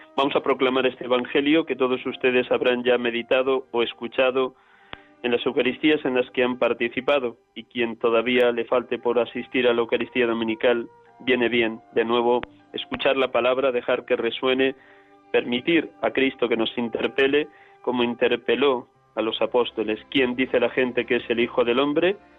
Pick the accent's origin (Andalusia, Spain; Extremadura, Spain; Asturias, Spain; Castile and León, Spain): Castile and León, Spain; Riaza; now in Madrid, Spain; desde mi pueblo, Riaza, Segovia, aquí atendiendo a mi madre